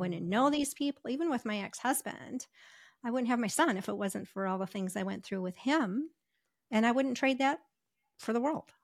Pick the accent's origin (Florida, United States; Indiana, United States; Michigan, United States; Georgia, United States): Michigan, United States; moved away as an adult; also born or lived in Ohio / Las Vegas; I w, w, was raised, uh, or I grew up in Michigan